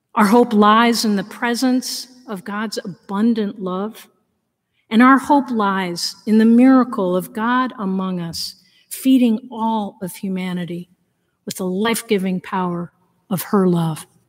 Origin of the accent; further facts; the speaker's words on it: Danbury, Connecticut, United States; None of that was in my history books when I grew up in Connecticut